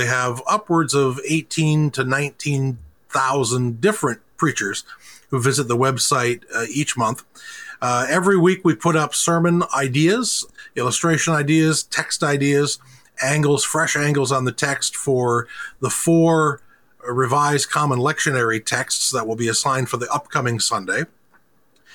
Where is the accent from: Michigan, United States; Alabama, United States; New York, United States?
Michigan, United States; Ada; I grew up in Western Michigan, in Ada, Michigan. So I've been in this area for most of all of my life